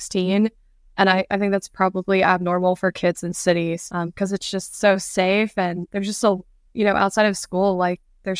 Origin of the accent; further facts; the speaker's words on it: Alabama, United States; I think because the community is so small and you have a lot of free time because, you know, there's not so much going on like in a big city.